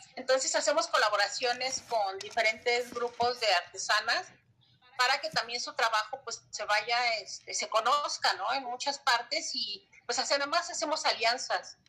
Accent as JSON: {"language": "Spanish", "region": "Mexico City", "country": "Mexico", "tie": "born or raised there", "said": "yo llegué aquí a la delegación hace 20 años cuando me casé, pero nací en la Ciudad de México"}